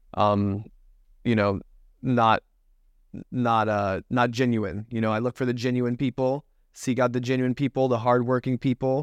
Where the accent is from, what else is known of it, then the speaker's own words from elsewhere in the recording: Tampa, Florida, United States; grew up in Tampa, Florida